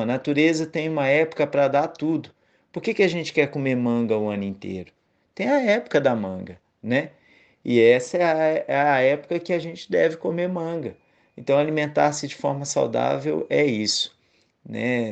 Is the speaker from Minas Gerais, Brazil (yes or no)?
yes; Minas Gerais, Brazil; moved away as an adult; also born or lived in Bahia; now in Northeast Brazil; eu sou mineiro, mas vivo no Nordeste há nove anos